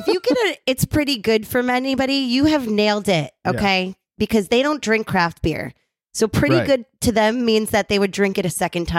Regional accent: New York, United States; I'm a New Yorker and people think I'm from Jersey. I am not.

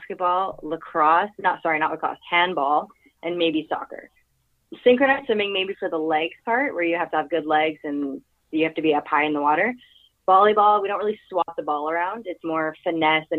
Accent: Montreal, Quebec, Canada; From Montreal.

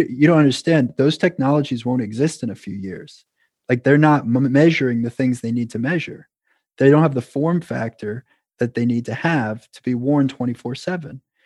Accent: New York, United States; moved away as an adult; now in Boston, United States; I was originally from New York

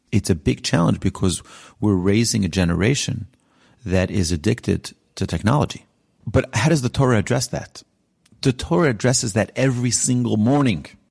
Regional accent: New York, United States; also born or lived in Israel; now in Houston, United States; I was raised in New York

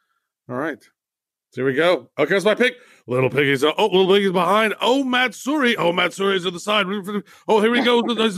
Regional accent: United States; I personally, as an American

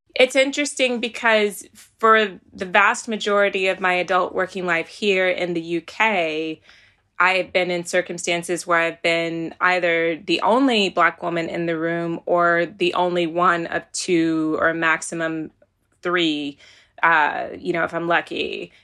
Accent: Virginia, United States; moved away as an adult; now in United Kingdom; when I was growing up in Virginia, you were either black or white.

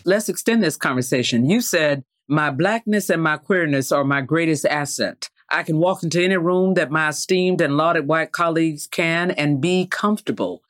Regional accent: the South, United States; Growing up in the South

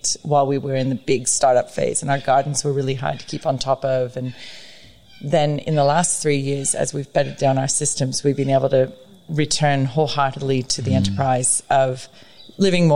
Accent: United States; also born or lived in San Diego, California / Los Angeles, California / Oregon; now in Australia; I was raised in Oregon and California

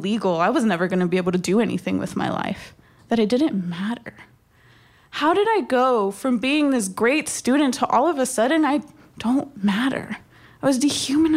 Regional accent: Texas, United States; My parents brought me to this country when I was only 6 months old. And growing up in Texas

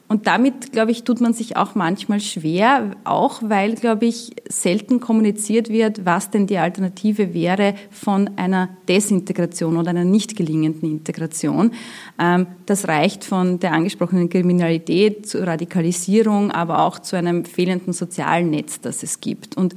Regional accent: Austria; dass ich als Österreicher, wenn ich in einem Gemeindebau wohne, auch damit klarkommen muss, dass ich mitunter türkische oder syrische Nachbarn habe.

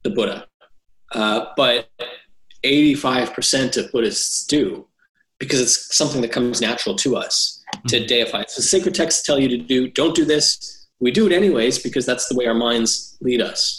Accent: Canada; Muslim community I grew up in Canada

